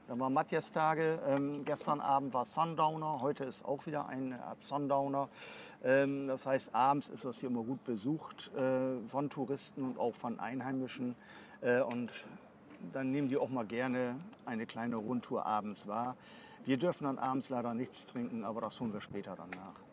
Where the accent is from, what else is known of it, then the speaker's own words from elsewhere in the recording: Bremerhaven, Bremen, Germany; also born or lived in Bavaria; Ich bin auch gebürtiger Bremerhavener